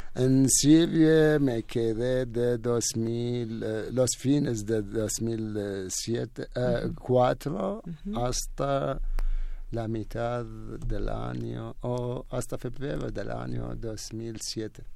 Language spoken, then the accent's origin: Spanish; Iraq; first language Arabic; Spanish is a second language; moved away as an adult; now in Mexico; en mi país no hablamos el español nunca. La primera lengua es árabe